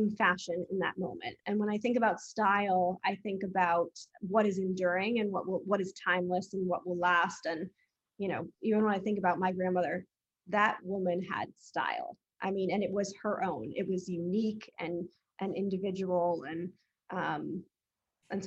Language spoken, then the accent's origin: English; Massachusetts, United States; I grew up in Massachusetts